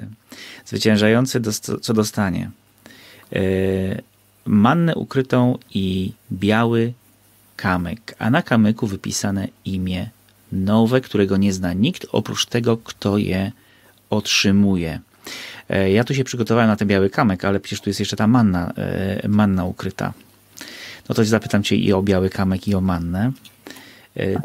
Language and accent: Polish; Bieszczady, Subcarpathian Voivodeship, Poland; ja się wychowałem na wsi, w Bieszczadach